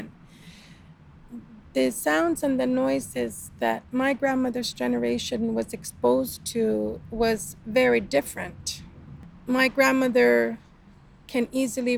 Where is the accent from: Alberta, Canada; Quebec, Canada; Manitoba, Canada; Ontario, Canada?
Quebec, Canada; Northern; now in Southern Quebec, Canada; we're in Quebec. I come from Northern Quebec. I live in the South now